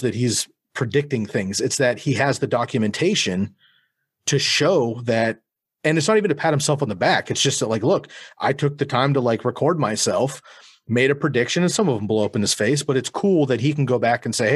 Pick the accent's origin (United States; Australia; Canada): United States; Bay Area, California; moved away as an adult; now in Eugene, United States; I grew up in California. I moved up to Oregon when I was 19